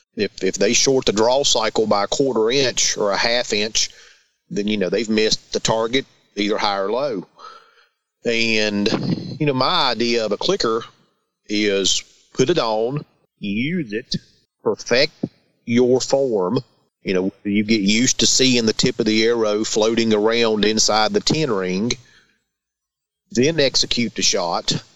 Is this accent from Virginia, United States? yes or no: yes; Christiansburg, Virginia, United States; I am from Southwest Virginia, a little town called Christiansburg